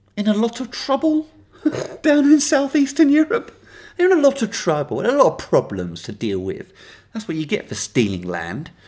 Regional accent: United Kingdom

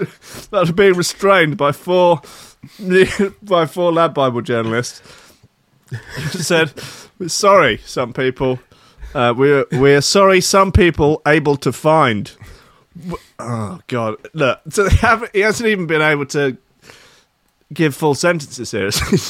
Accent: Wales, United Kingdom; As a Welsh person, this doesn't bother me at all.

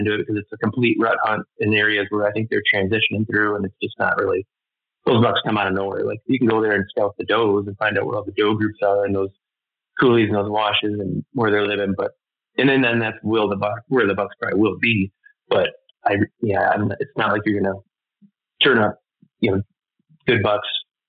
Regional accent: Michigan, United States; growing up in the Midwest in my area.

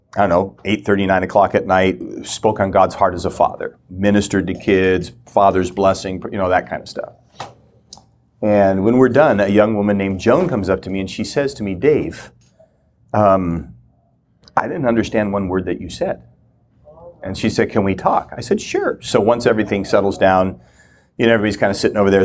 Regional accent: Minnesota, United States; moved away as an adult; also born or lived in Kona, Hawaii; I grew up in the Lutheran Church, Minnesota

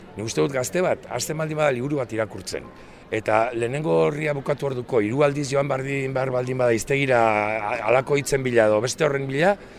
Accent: Arrasate, Basque Country, Spain; also born or lived in Oregon, United States; now in Elgeta, Spain; jaiotzez, estatu batu arra naiz, oregonen jaio nintzen, baina txikitxikitatik e, amarekin ja Euskal Herri datorri nintzen, eta berez, nire buzua arrasatearra kontsidatzen dut, antxe pasatu nuen aurtzaroa eta gaztaroa

